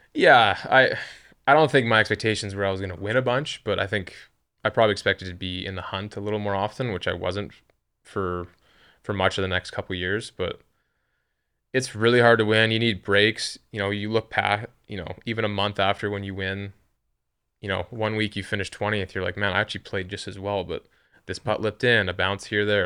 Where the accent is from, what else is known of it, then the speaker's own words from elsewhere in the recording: Western Canada, Canada; I'm from Canada, but I'm from the West